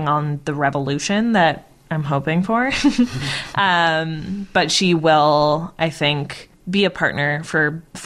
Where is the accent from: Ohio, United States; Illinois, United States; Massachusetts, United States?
Massachusetts, United States; now in Washington, D.C., United States; I grew up in Massachusetts